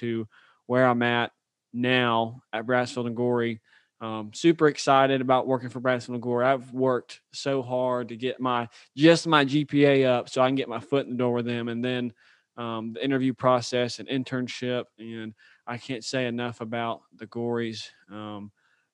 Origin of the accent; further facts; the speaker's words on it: Birmingham, Alabama, United States; moved away as an adult; also born or lived in Auburn, Alabama; now in Louisiana, United States; I'm from Birmingham, Alabama. Grew up, went to the Oak Mountain school system